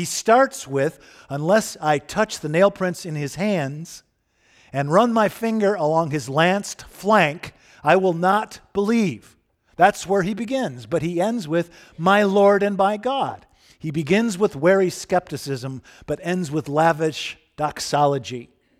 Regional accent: Michigan, United States; I was raised in Western Michigan among evangelical Christians of fixed, muscular, and implacable faith.

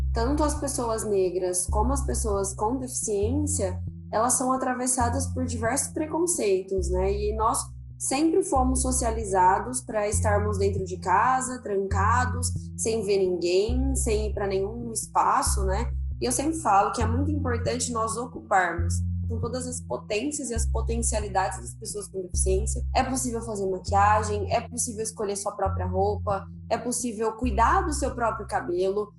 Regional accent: Ribeirão Preto, São Paulo, Brazil; eu sou de Ribeirão Preto, interior de São Paulo

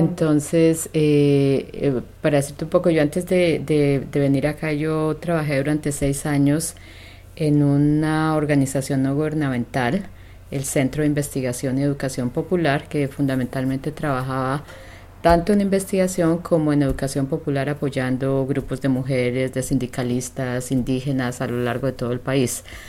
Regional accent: Colombia; moved away as an adult; now in Vancouver, Canada; mi juventud, eh, desde que, particularmente desde que terminé, estaba terminando la secundaria. Eh, es un tiempo, estamos hablando de los años setenta, en el que en Colombia

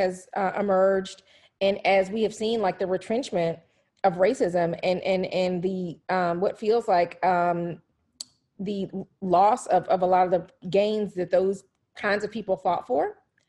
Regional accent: Atlanta, Georgia, United States; moved away; being in Atlanta, which is my hometown

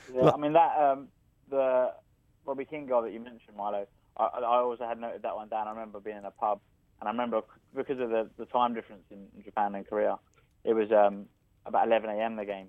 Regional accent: London, United Kingdom; I was born in London

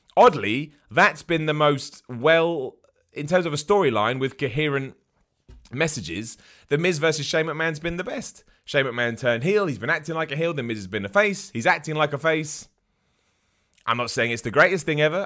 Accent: United Kingdom; being a British person

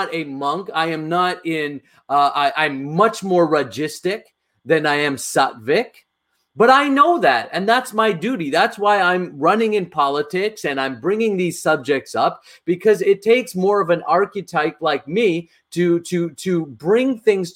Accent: Canada; I grew up in North America

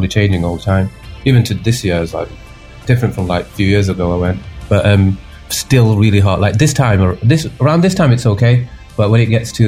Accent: Manchester, North West England, United Kingdom; accent: Mancunian; I was born here. So I was born in Manchester.

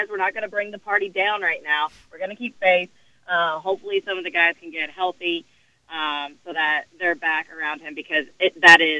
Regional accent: Nashville, Tennessee, United States; I grew up right here in Nashville, but uh, grew up a Dolphins fan

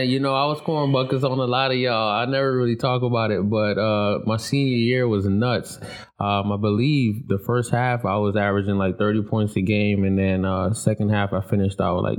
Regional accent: Stamford, Connecticut, United States; moved away; No, I'm actually from Connecticut, Stanford, Connecticut.

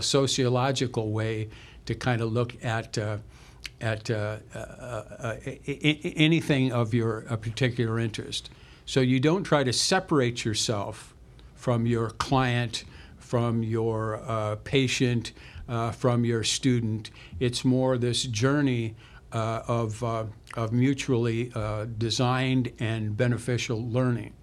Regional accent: Central Illinois, United States; we were from a small town uh, Central Illinois

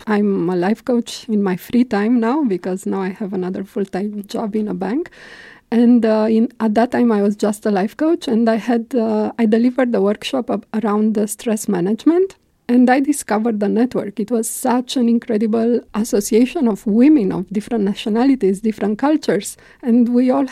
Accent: Romania; moved away as an adult; also born or lived in Belgium; now in Luxembourg; I'm coming from Romania

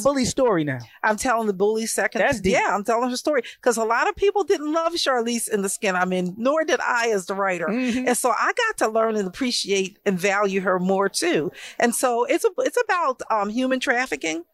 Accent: Philadelphia, Pennsylvania, United States; I was born here in North Philadelphia

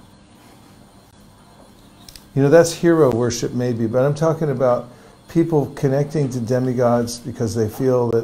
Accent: California, United States; I grew up in California

